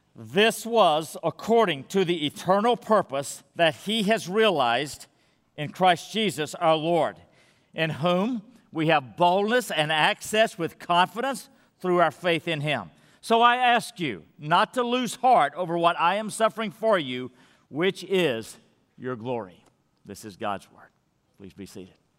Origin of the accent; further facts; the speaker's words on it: Madisonville, United States; moved away; I'm in Madisonville, my hometown